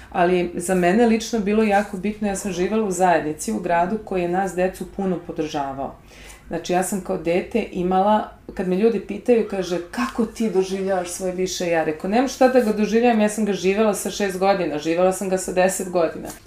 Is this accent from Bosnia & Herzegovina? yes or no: yes; Sarajevo, Federation of Bosnia and Herzegovina, Bosnia & Herzegovina; moved away; Ja sam rođena u Sarajevu, kao vrlo mlada, gdje je svojih roditelja, šalim se. Kada sam imala 10 godina počeo rat.